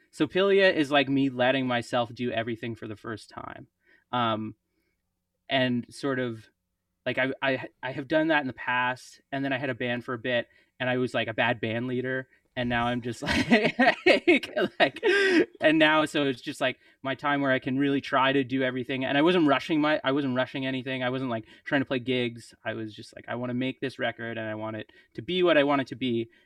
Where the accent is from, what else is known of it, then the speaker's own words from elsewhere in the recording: Prince Edward Island, Canada; also born or lived in St. John's, Newfoundland; now in Montreal, Canada; I grew up in Prince Edward Island